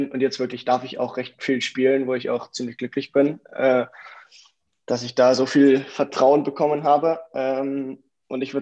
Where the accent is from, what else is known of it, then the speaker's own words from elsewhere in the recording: Munich, Bavaria, Germany; Ich komme aus München, bin dort geboren ähm, bin 16 Jahre alt